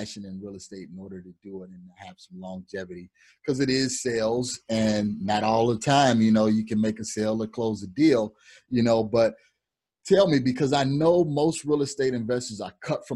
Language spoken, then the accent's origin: English; Blue Island, Illinois, United States; also born or lived in Chicago, Illinois; now in Phoenix, United States; I grew up, well, I was born in Blue Island. So Blue Island is right by, you know, all of that area right there